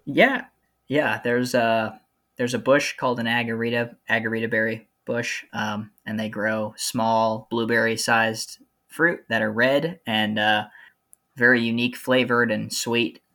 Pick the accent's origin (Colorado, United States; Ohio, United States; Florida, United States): Ohio, United States; Central; moved away as an adult; also born or lived in Southern California / Virginia; I'm actually from Central Ohio originally